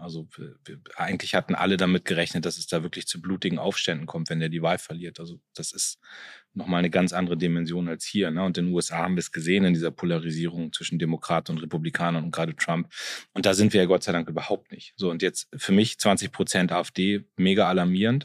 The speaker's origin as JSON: {"language": "German", "town": "Munster", "region": "Lower Saxony", "country": "Germany", "tie": "born or raised there", "also_born_or_lived": "Soltau", "said": "ich komme aus Munster, das ist mein Heimatort"}